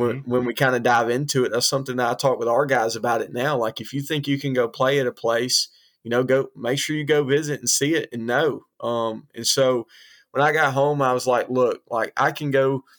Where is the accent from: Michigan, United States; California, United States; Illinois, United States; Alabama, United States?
Alabama, United States; Hoover; I grew up in Hoover, Alabama, outside of Birmingham